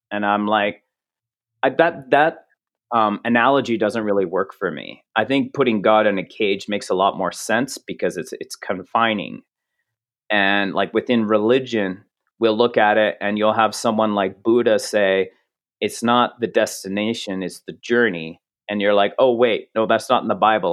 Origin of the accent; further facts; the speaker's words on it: Canada; I'm Canadian